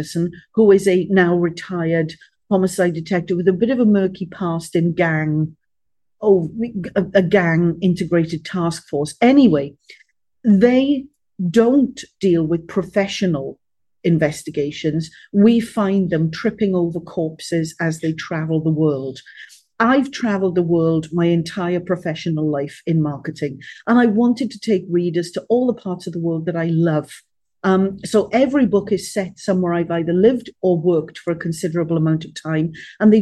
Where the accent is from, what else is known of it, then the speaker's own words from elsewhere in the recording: Wales, United Kingdom; being a Welsh girl